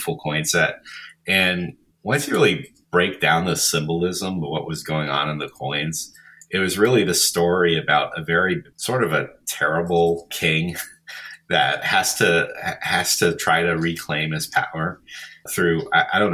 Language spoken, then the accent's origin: English; United States; being an American